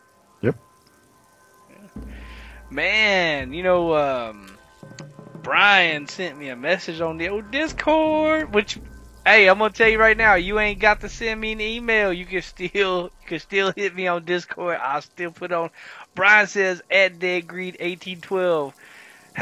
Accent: the South, United States; I'm from the South

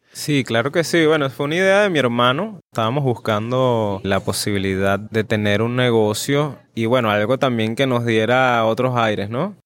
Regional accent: Venezuela; moved away; estás tan lejos del país donde naciste

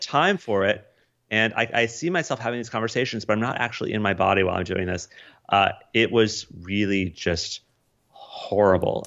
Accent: Colorado, United States; moved away as an adult; also born or lived in Des Moines, Iowa; growing up in Colorado

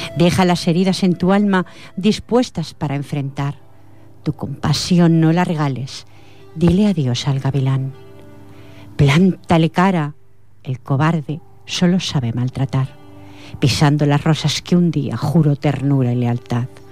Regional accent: Catalonia, Spain; yo soy nacida aquí en Cataluña

